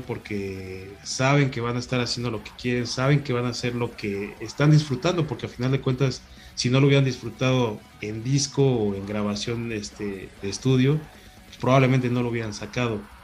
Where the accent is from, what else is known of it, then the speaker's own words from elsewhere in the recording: Mexico City, Mexico; acá a la, Ciudad de México